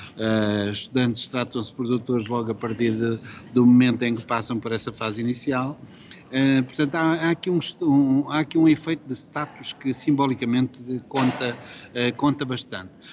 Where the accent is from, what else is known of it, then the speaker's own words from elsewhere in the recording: Coimbra, Centro, Portugal; also born or lived in Lisbon; Eu, por acaso, sou de Coimbra e conheço bem Coimbra